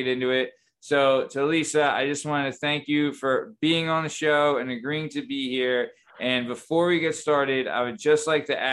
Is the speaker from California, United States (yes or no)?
yes; Thousand Oaks, California, United States; moved away; also born or lived in Simi Valley; I was born in California. I was born in Thousand Oaks, lived in Simi Valley